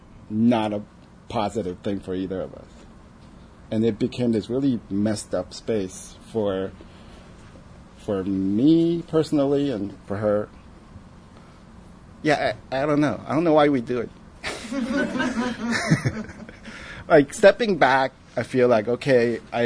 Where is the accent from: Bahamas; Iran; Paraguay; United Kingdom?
Paraguay; moved away; also born or lived in South Korea; growing up in Paraguay